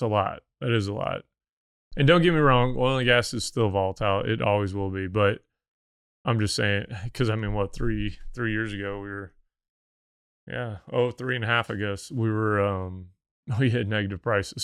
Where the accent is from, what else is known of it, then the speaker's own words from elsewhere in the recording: Missouri, United States; moved away; I'm from Missouri. Like, we did not have an oil and gas industry, really.